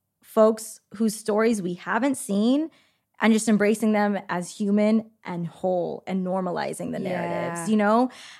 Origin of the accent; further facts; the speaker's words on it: California, United States; I grew up in the Bay.